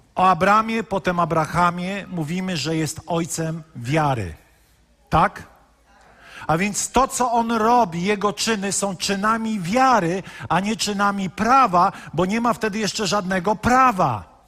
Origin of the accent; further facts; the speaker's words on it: Poland; wychowaliśmy się w katolickim kraju